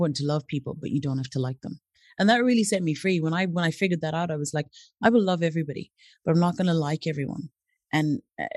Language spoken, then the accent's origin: English; Zimbabwe; moved away as an adult; also born or lived in Brazil; now in Ireland; I grew up in Zimbabwe, did all my schooling over there.